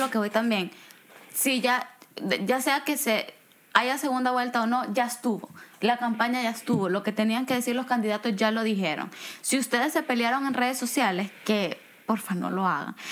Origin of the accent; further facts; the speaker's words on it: El Salvador; moved away; siendo yo salvadoreña